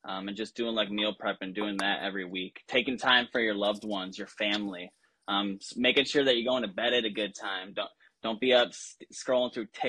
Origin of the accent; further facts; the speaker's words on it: Belvidere, Illinois, United States; now in Florida, United States; You know, my entire family moved down here. We're transplants from Illinois, originally from Belvedere. Shout out B-Town.